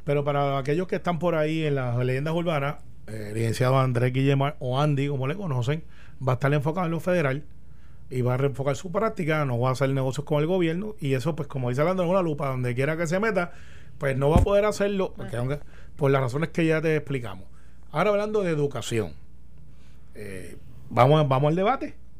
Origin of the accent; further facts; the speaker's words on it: Puerto Rico; somos los puertorriqueños